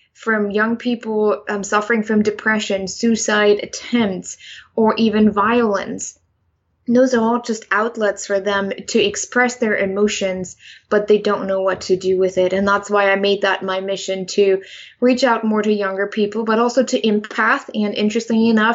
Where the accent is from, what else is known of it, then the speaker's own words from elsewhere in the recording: Germany; English is a second language; now in United States; I'm originally from Germany. I grew up there. I was born there.